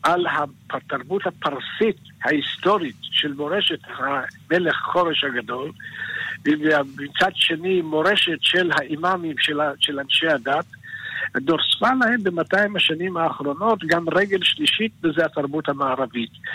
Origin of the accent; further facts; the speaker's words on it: Israel; also born or lived in Iran; אני עליתי לארץ, הייתי בן חמש